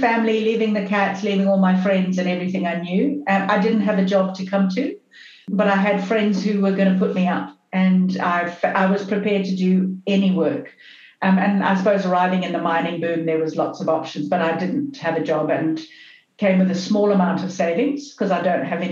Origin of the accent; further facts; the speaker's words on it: Zimbabwe; moved away as an adult; also born or lived in Canada / United Kingdom; now in Australia; So I was born in Zim, and born and brought up in Zim.